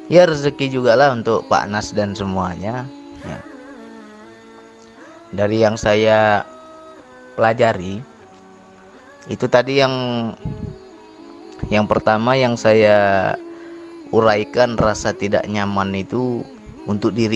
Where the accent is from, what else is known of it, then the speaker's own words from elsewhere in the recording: Sumatra, Indonesia; apalagi kita orang Sumatera orang Sumatera kasar nggak bisa kayak orang Jawa